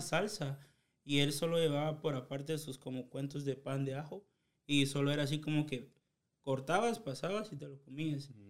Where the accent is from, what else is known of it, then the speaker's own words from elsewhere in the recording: Chiquimula, Guatemala; now in United States; yo soy de Chiquimola